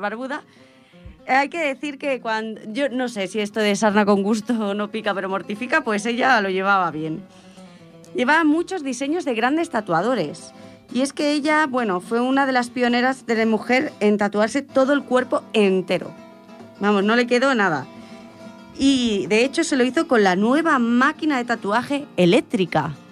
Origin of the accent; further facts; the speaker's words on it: Cerdanyola del Vallès, Catalonia, Spain; soy de Sardañola